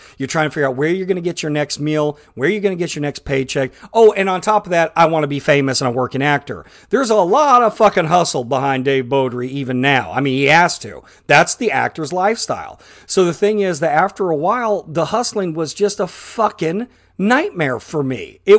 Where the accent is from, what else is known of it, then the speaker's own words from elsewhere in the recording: New York City, New York, United States; now in Burbank, United States; At least it was cheap to fucking me because of I came from New York City.